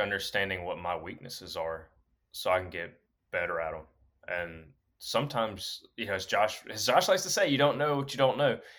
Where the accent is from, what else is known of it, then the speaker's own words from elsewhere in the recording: Alabama, United States; now in Pennsylvania, United States; coming from Alabama